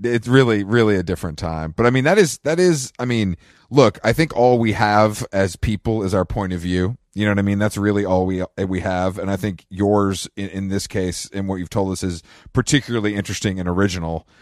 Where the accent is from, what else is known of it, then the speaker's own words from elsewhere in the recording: Atlanta, Georgia, United States; I'm from Atlanta